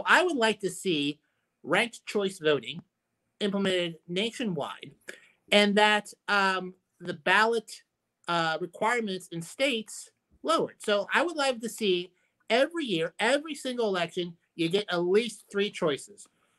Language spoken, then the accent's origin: English; Ireland; maybe because I'm biased because I'm Irish, is the Irish system.